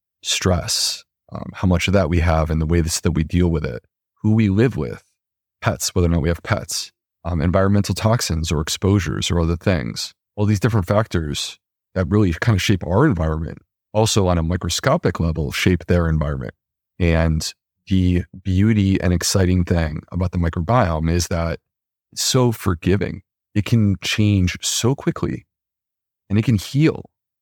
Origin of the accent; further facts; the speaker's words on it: Charleston, South Carolina, United States; I was humble doctor from Charleston, South Carolina